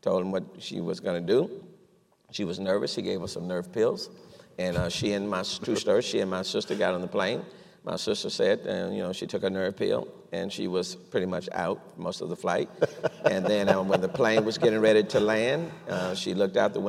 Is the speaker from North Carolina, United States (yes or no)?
no; Houston, Texas, United States; I grew up in Acres Home, we say the fo-fo, grew up there